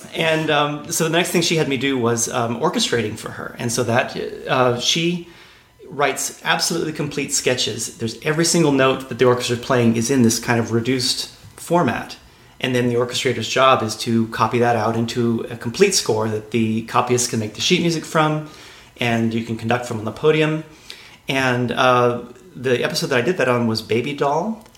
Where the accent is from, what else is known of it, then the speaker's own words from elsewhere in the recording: San Angelo, Texas, United States; also born or lived in Denton, Texas; I grew up in Texas, actually, in a small town uh, called San Angelo in okay. West Texas